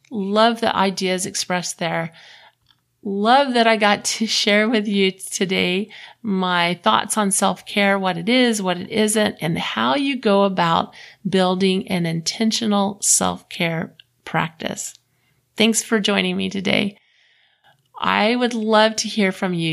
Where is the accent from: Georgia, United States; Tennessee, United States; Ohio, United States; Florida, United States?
Florida, United States; moved away as an adult; also born or lived in Houston, Texas; now in Utah, United States; I grew up in Florida